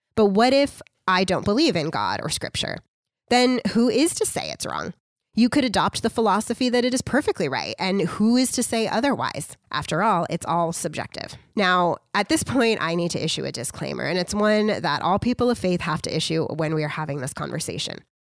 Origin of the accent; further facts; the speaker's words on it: United States; I'm just an American